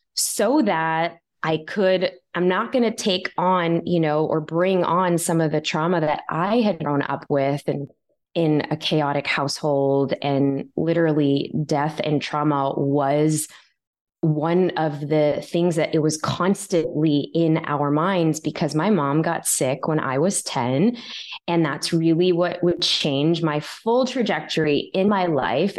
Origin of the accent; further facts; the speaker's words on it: Chicago, Illinois, United States; I was still growing up in Chicago